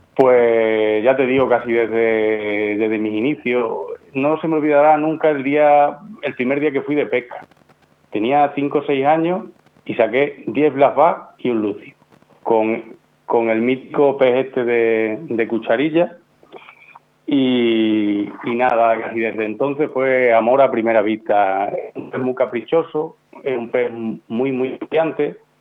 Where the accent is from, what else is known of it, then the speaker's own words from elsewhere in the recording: Extremadura, Spain; yo soy un extremeño